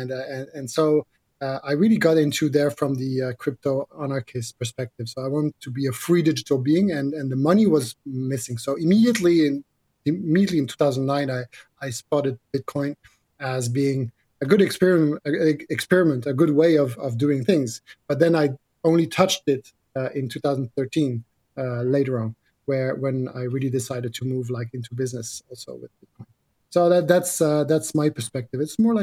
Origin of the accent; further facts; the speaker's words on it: Netherlands; I grew up in Holland, in the French school in Holland.